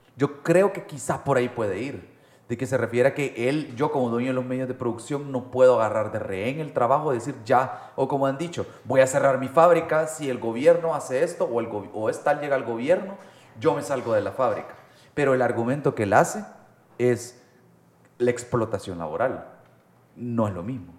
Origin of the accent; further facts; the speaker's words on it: El Salvador; como salvadoreños